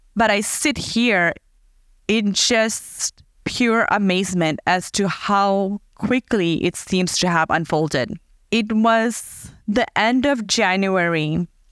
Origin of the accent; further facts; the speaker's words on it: Fiji; moved away; I was born in Fiji, a tiny island in the Pacific Ocean